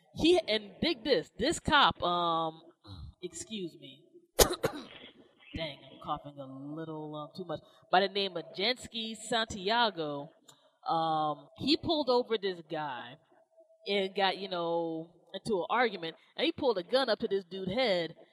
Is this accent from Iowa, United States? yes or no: no; Maryland, United States; Maryland's my home state